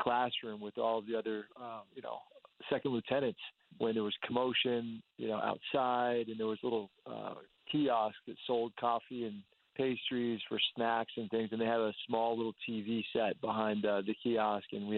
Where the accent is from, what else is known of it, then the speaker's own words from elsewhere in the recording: Northern Virginia, United States; I'm a guy from Northern Virginia